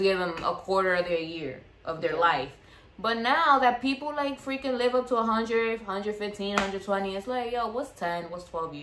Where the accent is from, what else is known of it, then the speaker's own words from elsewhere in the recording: New York City, New York, United States; we are from the Bronx